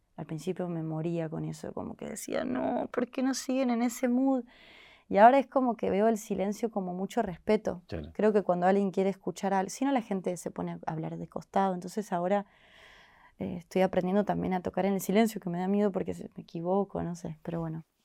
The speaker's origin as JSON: {"language": "Spanish", "region": "Córdoba", "country": "Argentina", "moved": "as an adult", "lives_now": "Buenos Aires, Argentina", "said": "yo soy de Córdoba, capital"}